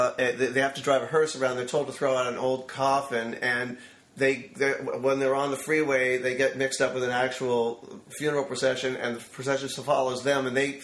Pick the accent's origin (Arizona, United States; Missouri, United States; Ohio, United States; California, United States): California, United States; Los Angeles; I'm from Los Angeles